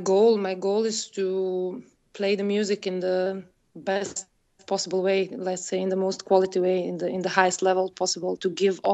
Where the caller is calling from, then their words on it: Brussels, Brussels-Capital Region, Belgium; I'm calling from Brussels